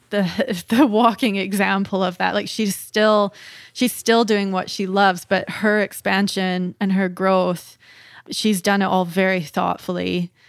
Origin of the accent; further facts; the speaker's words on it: Dawson Creek, British Columbia, Canada; when I moved here from Dawson Creek, which is a very small town, uh, and the the town that I'm in now, we're a population of about 75,000 people but we're quite remote in the north. Um, we're kind of the northern hub of BC.